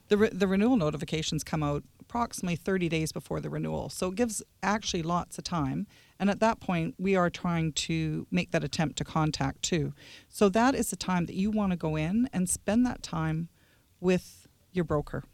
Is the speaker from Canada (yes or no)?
yes; Lower Mainland, British Columbia, Canada; moved away; I'm actually not that far away, Lower Mainland